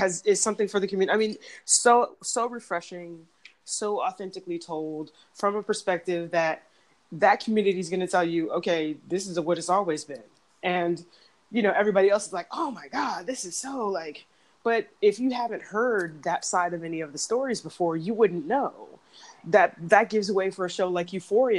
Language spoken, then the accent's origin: English; Arlington, Virginia, United States; also born or lived in San Diego, California; I was born in San Diego, but grew up in Arlington, Virginia